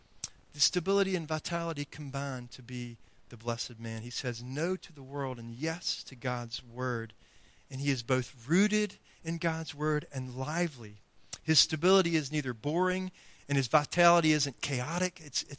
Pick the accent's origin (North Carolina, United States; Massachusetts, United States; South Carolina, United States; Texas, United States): North Carolina, United States; Greenville; We came from Greenville, North Carolina, and we had, you know, a nice little backyard, and there was a creek full of fish, by the way.